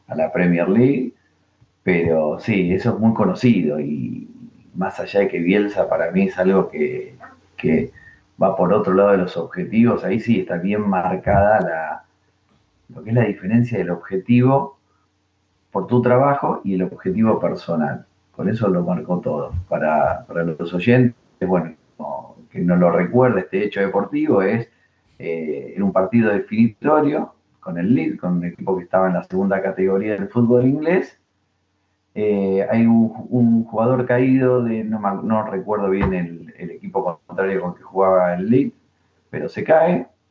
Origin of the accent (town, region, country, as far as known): Argentina